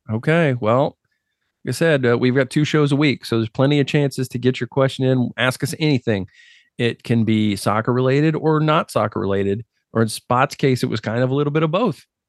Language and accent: English; United States; I grew up as an American